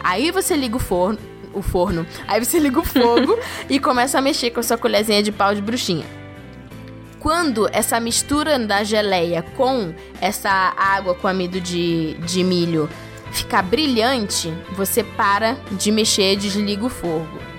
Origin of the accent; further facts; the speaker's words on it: Rio de Janeiro, Brazil; eu sou do Rio